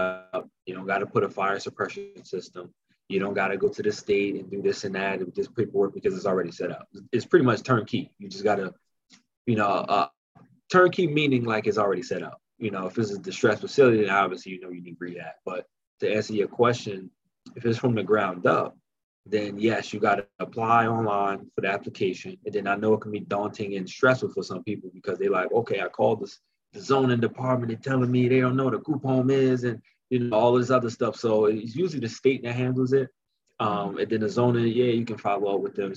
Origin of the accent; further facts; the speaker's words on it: Newark, New Jersey, United States; I'm from Newark.